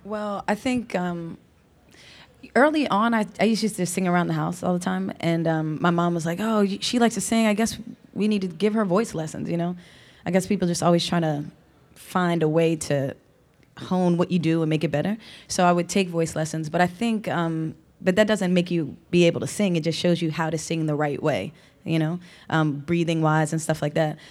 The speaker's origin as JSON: {"language": "English", "town": "Philadelphia", "region": "Pennsylvania", "country": "United States", "tie": "born or raised there", "also_born_or_lived": "Lower Merion, Pennsylvania / Los Angeles", "lives_now": "Philadelphia, United States", "said": "I'm from Philly"}